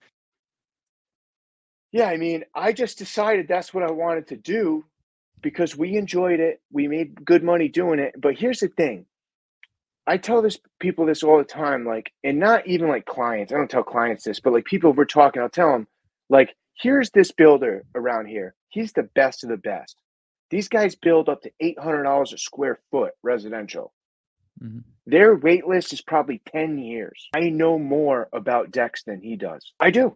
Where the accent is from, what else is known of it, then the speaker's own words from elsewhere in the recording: New England, United States; I'm from New England